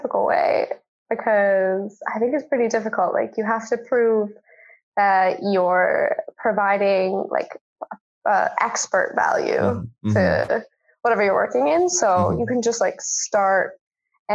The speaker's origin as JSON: {"language": "English", "town": "Cranbrook", "region": "British Columbia", "country": "Canada", "tie": "born or raised there", "also_born_or_lived": "Calgary, Alberta", "moved": "as an adult", "lives_now": "Reykjavik, Iceland", "said": "I grew up in British Columbia in a small town called Cranbrook, which is in the Rocky Mountains"}